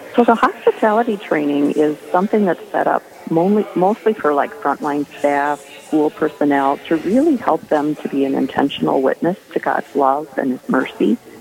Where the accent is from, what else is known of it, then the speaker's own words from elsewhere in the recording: Owatonna, Minnesota, United States; I'm from Owatonna at St. Joseph's Parish and uh, grew up Catholic